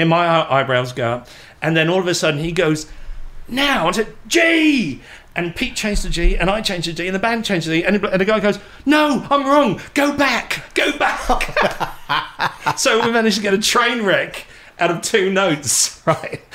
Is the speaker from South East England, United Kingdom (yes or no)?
yes; Portsmouth, South East England, United Kingdom; my hometown of Portsmouth